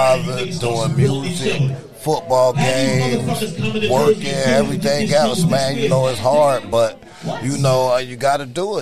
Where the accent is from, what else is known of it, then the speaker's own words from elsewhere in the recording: Orlando, Florida, United States; now in Pemberton, United States; I'm from Orlando, Florida, but I'm living in Pemberton, New Jersey right now